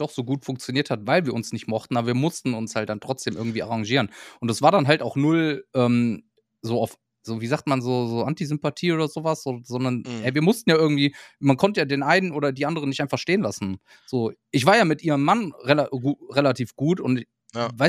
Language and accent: German; Düsseldorf, North Rhine-Westphalia, Germany; So, ja, wir kommen aus Düsseldorf und alles.